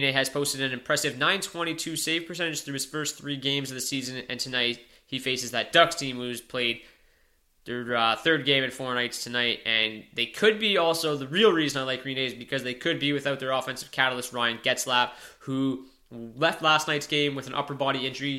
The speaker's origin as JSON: {"language": "English", "town": "Windsor", "region": "Ontario", "country": "Canada", "said": "I'm from Windsor, Ontario. I watched him play for years with the Windsor Spitfires"}